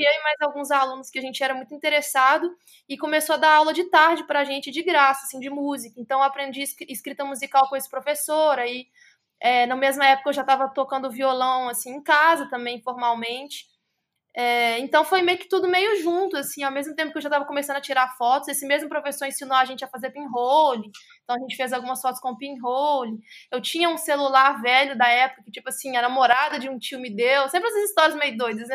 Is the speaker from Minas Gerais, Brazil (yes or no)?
yes; Contagem, Minas Gerais, Brazil; now in Belo Horizonte, Brazil; E sou de Minas Gerais, sou da cidade de Contagem. Atualmente moro em BH.